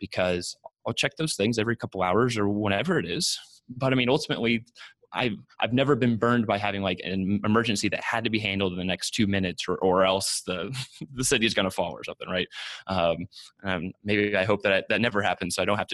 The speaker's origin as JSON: {"language": "English", "town": "Austin", "region": "Texas", "country": "United States", "tie": "born or raised there", "said": "I grew up in Austin, Texas"}